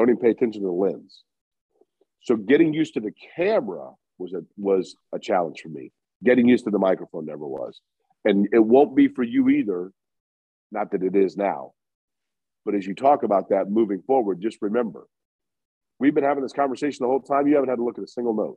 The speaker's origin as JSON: {"language": "English", "town": "Indianapolis", "region": "Indiana", "country": "United States", "tie": "born or raised there", "said": "I grew up in Indy"}